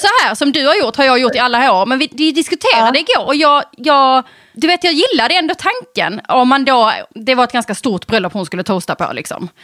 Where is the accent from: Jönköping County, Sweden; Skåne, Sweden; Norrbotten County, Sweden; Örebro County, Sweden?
Skåne, Sweden; Eslöv; i Eslöv där jag kommer ifrån